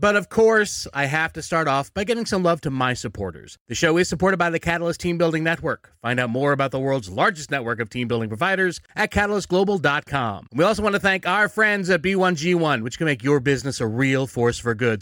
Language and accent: English; Philadelphia, Pennsylvania, United States; moved away; I'm originally from Philly